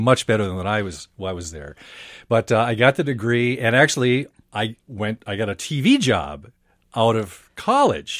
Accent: Princeton, Minnesota, United States; I grew up in Princeton, little town about an hour north of here

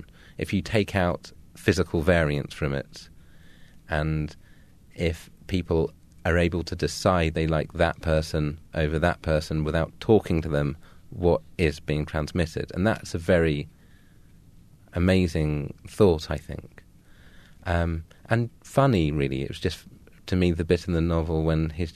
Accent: Suffolk, East of England, United Kingdom; also born or lived in London; I was born in London and lived near Elephant and Castle, and then we moved to Suffolk, the jewel of the East in England, when I was around 6 or 7

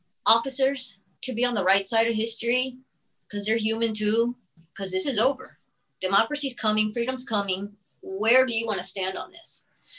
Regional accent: United States; I was born and raised in the United States.

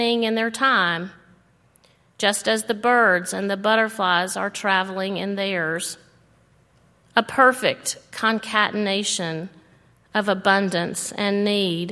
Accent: Alabama, United States; now in Tennessee, United States; I grew up in Alabama where the new season mostly means the end of unrelenting heat and oppressive humidity.

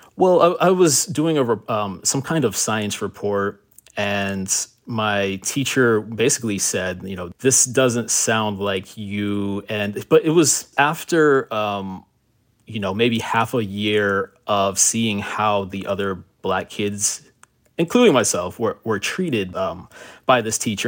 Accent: Miami, Florida, United States; also born or lived in Miramar, Florida; My family moved from Miami in nineteen ninety-two after Hurricane Andrew. We moved to Broward County to a city called Miramar

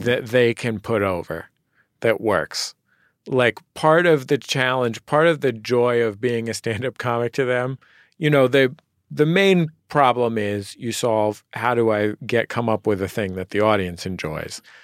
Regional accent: San Francisco, California, United States; as a Californian, a San Franciscan

